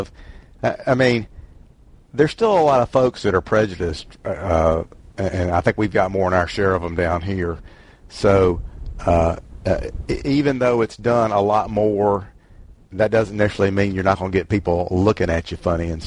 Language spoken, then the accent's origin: English; Jackson, Mississippi, United States; I grew up in Jackson, Mississippi in the 60s